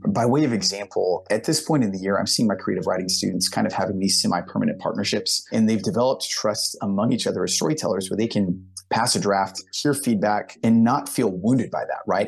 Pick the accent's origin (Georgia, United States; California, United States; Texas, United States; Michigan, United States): Texas, United States; Houston; I'm from the Houston, Texas area.